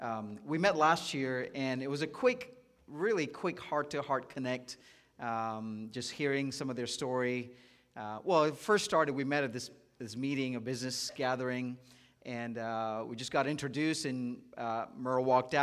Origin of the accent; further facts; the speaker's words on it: Dubai, United Arab Emirates; moved away as an adult; also born or lived in India; now in United States; I'm originally from India, so I love seeing that being the nation that's really marked up for Dove. And I was born in India, but I grew up in the Middle East in Dubai.